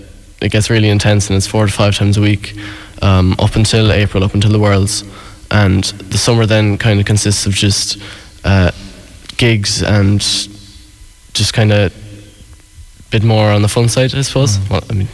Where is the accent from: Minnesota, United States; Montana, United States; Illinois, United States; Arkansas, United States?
Illinois, United States; Chicago; born there; I was born in Chicago, yeah.